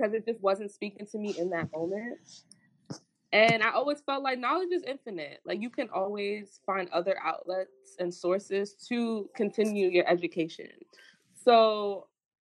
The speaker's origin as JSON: {"language": "English", "town": "New York City", "region": "New York", "country": "United States", "tie": "born or raised there", "said": "I grew up in Brooklyn, and when I grew up in Brooklyn, it wasn't any gentrification."}